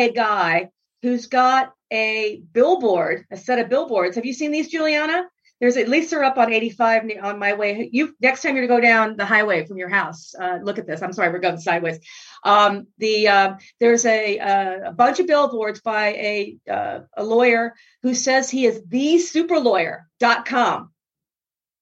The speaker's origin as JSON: {"language": "English", "town": "Miami", "region": "Florida", "country": "United States", "tie": "born or raised there", "said": "I'm from Miami back in the bad old days"}